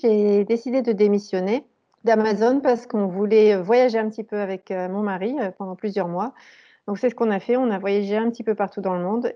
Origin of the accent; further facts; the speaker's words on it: Valenciennes, Hauts-de-France, France; moved away as an adult; now in Germany; j'ai grandi et fait mes études dans le nord de la France, à Valenciennes